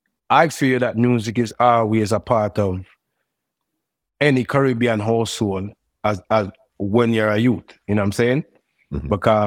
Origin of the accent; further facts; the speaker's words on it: New York City, New York, United States; Growing up in New York at that age, it was kind of, it was good. It had its challenges, you know.